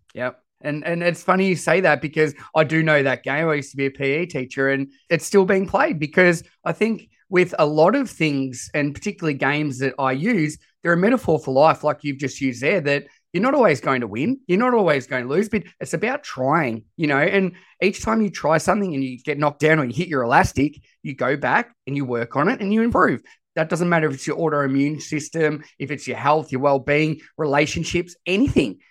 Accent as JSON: {"language": "English", "country": "Australia", "accent": "Australian", "said": "I am as Aussie as it comes with my voice"}